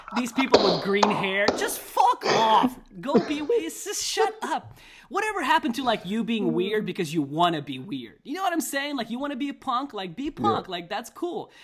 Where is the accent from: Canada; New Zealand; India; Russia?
Russia; moved away; also born or lived in Chicago, United States; I'm from Russia.